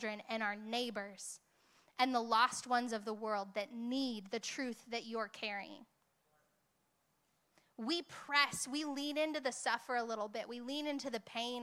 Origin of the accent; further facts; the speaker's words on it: Hemet, California, United States; moved away; I am from Hemet. Love me. Love me some Hemet